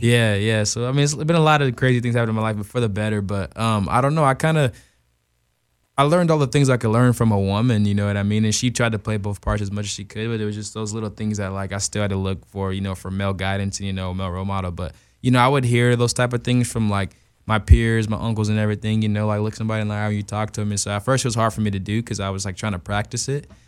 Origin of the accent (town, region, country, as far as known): Tucson, Arizona, United States; born or raised there; also born or lived in Glendale, Arizona / Macon, Georgia